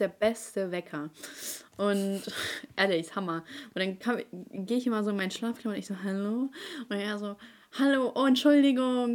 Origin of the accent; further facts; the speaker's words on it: Ukraine; now in Germany; meine Mutter und ich, wir kommen aus der Ukraine und meine Mutter hatte die schlechteste Stellung hier in Deutschland